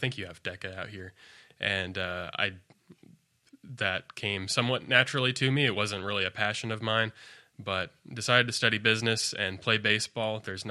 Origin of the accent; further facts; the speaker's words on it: Colorado Springs, Colorado, United States; I moved out this direction from Colorado Springs, Colorado.